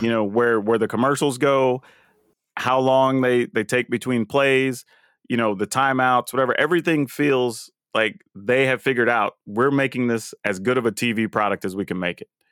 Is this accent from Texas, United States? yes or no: yes; Texas, United States; I used to live, like, further south, but I grew up in Texas